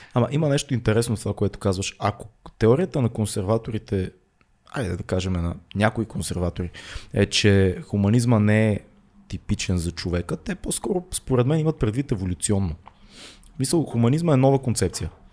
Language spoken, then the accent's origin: Bulgarian; Bulgaria; ние тук българите